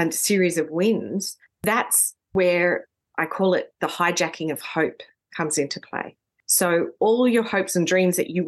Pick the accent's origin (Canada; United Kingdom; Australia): Australia; Sydney, New South Wales; I grew up in New South Wales, in Sydney